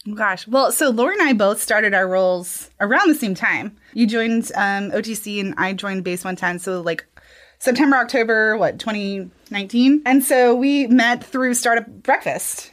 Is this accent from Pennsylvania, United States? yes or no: no; Alabama, United States; moved away as an adult; also born or lived in Savannah, Georgia; now in Kentucky, United States; I'm originally from Alabama.